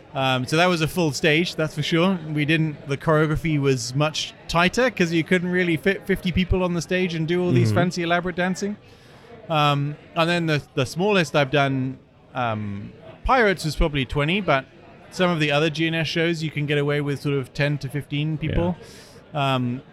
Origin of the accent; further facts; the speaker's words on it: United Kingdom; moved away as an adult; now in Sioux Falls, United States; my growing up in Britain